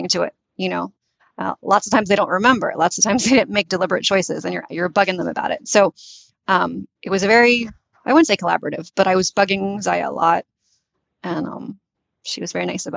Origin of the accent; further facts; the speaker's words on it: United States; first language English; also born or lived in Tunisia; I ended up in the US when I was 8. And I was raised in the US. So my mother tongue is English